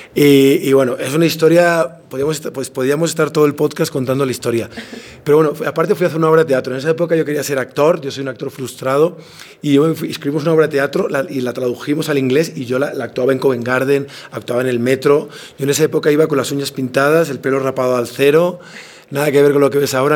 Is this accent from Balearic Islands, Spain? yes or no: yes; Palma, Balearic Islands, Spain; moved away as an adult; now in Quito, Ecuador; es mi tierra, es donde nací, donde, donde viví hasta los 20 años